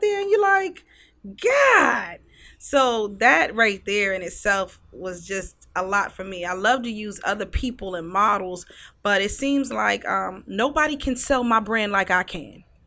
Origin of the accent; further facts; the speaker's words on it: Newport News, Virginia, United States; I grew up in the seven five seven in Newport News